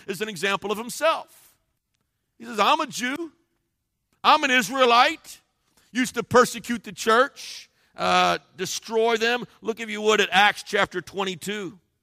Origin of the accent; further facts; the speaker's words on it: Cincinnati, Ohio, United States; I grew up in Cincinnati, Ohio